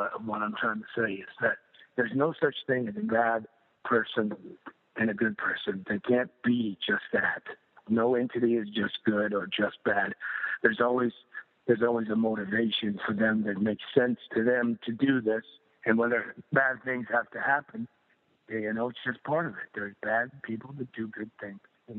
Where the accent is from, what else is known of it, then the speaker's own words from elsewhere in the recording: United States; growing up as an American